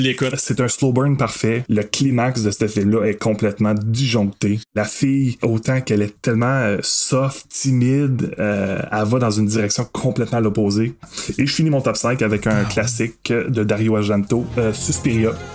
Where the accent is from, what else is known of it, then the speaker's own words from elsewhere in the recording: Masson-Angers, Quebec, Canada; j'ai grandi à Masson-Angers. Ah ouais. dans un petit village à l'extérieur